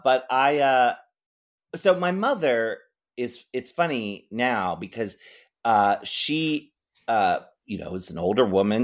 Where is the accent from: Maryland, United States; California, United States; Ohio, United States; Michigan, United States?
Maryland, United States; now in San Francisco, United States; I grew up in Maryland